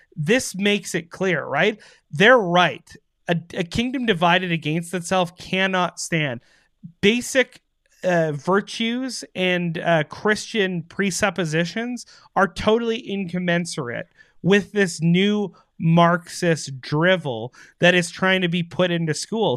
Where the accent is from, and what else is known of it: Canada